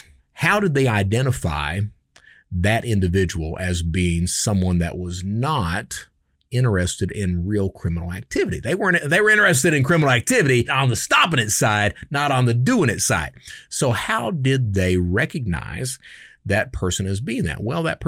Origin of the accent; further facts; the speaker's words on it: New York, United States; born there; And I come from, I was born in New York, but we migrated down. We moved down. My dad was in the military.